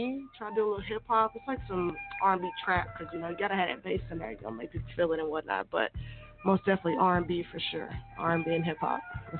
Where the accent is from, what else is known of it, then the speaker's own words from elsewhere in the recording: Tulsa, Oklahoma, United States; I'm 29, born and raised in Tulsa, Oklahoma.